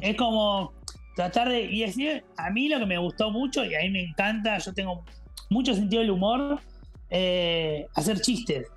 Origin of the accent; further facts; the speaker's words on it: Argentina; moved away; me sentí como argentino